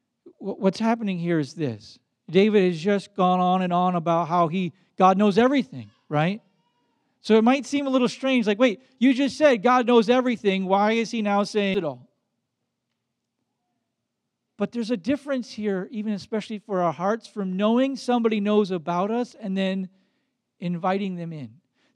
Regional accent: Baden-Württemberg, Germany; English is a second language; growing up in Black Forest, Germany, in a dorm with 40 boys.

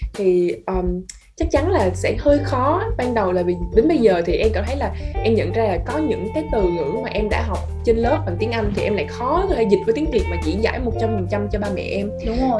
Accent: Vietnam; first language Vietnamese; sinh ra ở việt nam mà muốn nói chuyện lớn lên cũng nói bằng tiếng việt nam nè tiếng mẹ đẻ

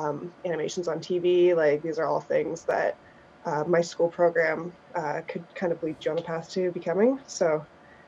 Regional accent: Grimsby, Ontario, Canada; now in Toronto, Canada; I'm from Grimsby

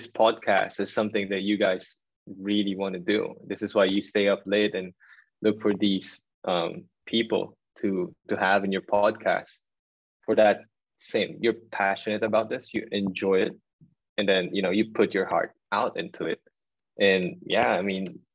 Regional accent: Manila, Metro Manila, Philippines; moved away; me being a Filipino, growing up in Tondo

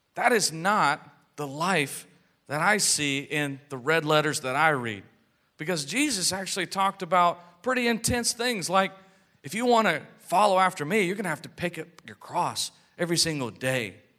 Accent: United States; we're American citizens, and I'm proud to be an American

